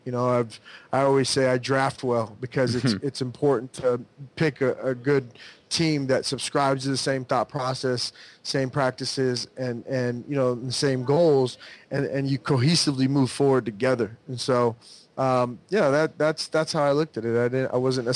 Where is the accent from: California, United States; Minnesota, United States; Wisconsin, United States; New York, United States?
California, United States; Southern; growing up in Southern California